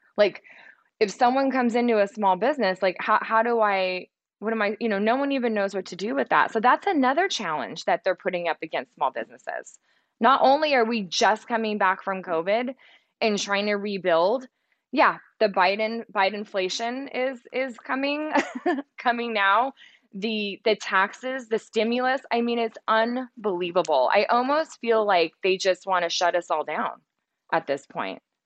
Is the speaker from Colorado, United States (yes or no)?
no; Central Valley, California, United States; also born or lived in San Francisco; I grew up in the Central Valley